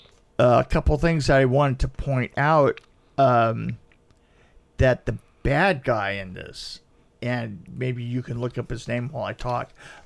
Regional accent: London, United Kingdom; I'm from London and I'm from the theater.

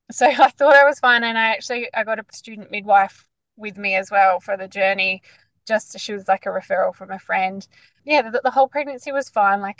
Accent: Perth, Western Australia, Australia; moved away as an adult; now in Bunbury, Australia; in the southwest of Perth, so in a, a town called Bunbury. We've only, we only just moved to Bunbury, but yeah, we're originally from Perth.

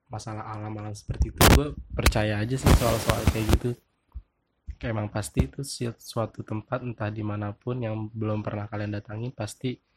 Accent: West Sumatra, Indonesia

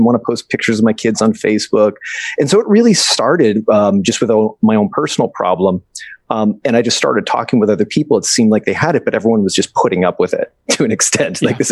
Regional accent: Boston, Massachusetts, United States; now in West Coast, United States; I'm from the East Coast. I'm from Boston originally. Now I'm out here in the West Coast.

